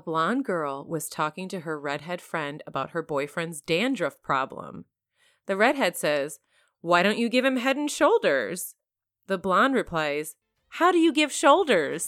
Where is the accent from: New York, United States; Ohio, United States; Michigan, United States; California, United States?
Michigan, United States; I grew up in Michigan